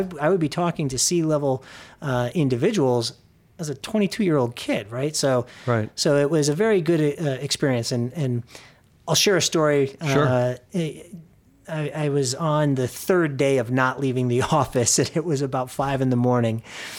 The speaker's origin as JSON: {"language": "English", "town": "Arlington Heights", "region": "Illinois", "country": "United States", "tie": "born or raised there", "also_born_or_lived": "New York City", "said": "So I'm originally from Arlington Heights, which is a northwest suburb of Chicago."}